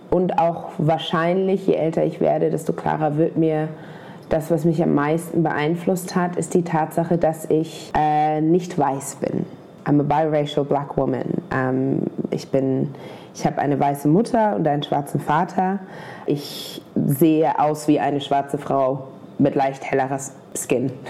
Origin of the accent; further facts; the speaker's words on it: Germany; wenn ich noch einmal sage, ich bin Deutsche, dann... Äh, knallt es aber, weil jemand, der aussieht wie ich, kann nicht deutsch sein.